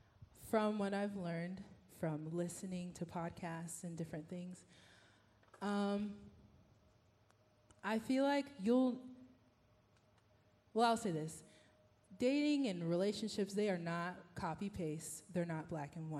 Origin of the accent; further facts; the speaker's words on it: Houston, Texas, United States; moved away; I'm from Texas, from H-Town.